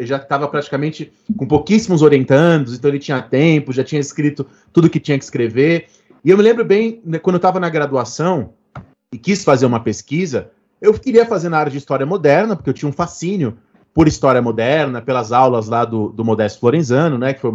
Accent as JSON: {"language": "Portuguese", "country": "Brazil", "said": "Só que a gente é brasileiro, né?"}